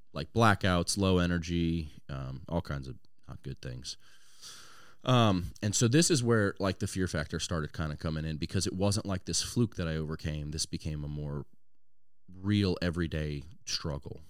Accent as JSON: {"language": "English", "region": "Louisiana", "country": "United States", "tie": "born or raised there", "also_born_or_lived": "Washington State"}